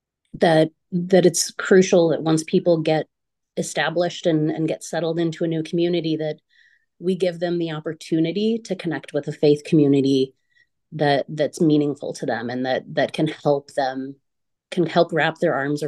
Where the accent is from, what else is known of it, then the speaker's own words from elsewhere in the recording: Brookfield, United States; moved away as an adult; also born or lived in Iowa; I moved from Brookfield to Iowa for college